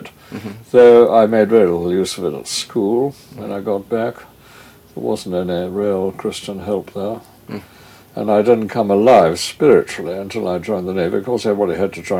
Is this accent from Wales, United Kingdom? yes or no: no; Lewes, South East England, United Kingdom; moved away as an adult; now in London, United Kingdom; I was brought up really largely in Lewes in Sussex